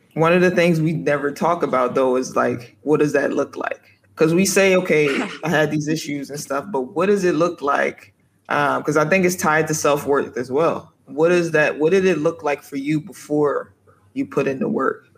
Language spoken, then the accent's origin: English; United States; moved away as an adult; as the foreigner, as the American